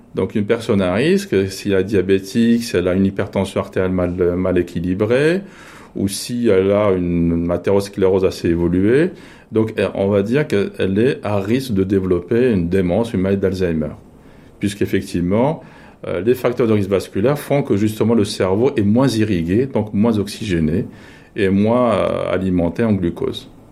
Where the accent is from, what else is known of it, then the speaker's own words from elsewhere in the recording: France; nous, en tant que Français